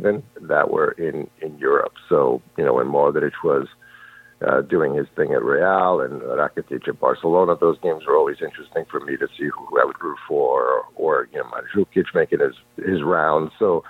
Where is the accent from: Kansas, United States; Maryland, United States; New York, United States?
New York, United States; New York City; I was born and raised in Queens, so to immigrant parents from Croatia. And my entire family is from the Croatian coast, two cities, small, Zadar and Šibenik.